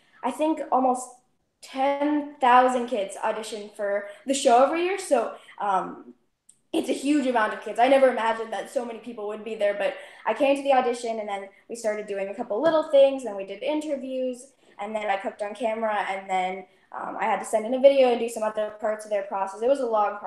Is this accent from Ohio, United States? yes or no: no; Excelsior, Minnesota, United States; I'm 14 years old and I'm from Excelsior, Minnesota